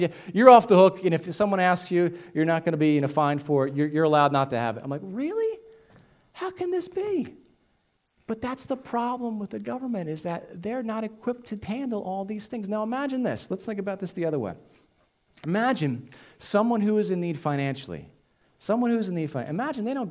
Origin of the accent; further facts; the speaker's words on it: United States; as American citizens